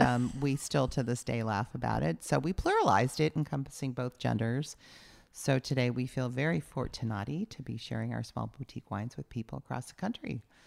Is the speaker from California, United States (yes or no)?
yes; San Diego, California, United States; moved away as an adult; also born or lived in Ohio / San Francisco; now in Napa Valley, United States; I grew up a Southern California girl